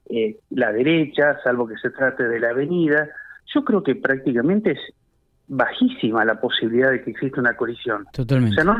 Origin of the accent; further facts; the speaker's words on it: Argentina; Claro, el tema está que, bueno, obviamente, eh, eh, nosotros como argentinos deberíamos